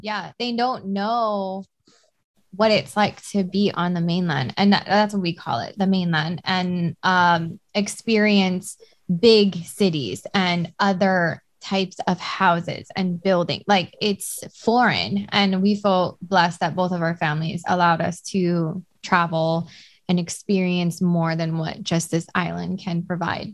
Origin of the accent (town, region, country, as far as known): Hawaii, United States; born or raised there